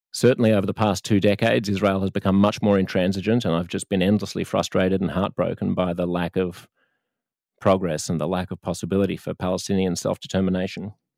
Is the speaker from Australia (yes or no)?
yes; Australia; I am Australian instead of American or Canadian.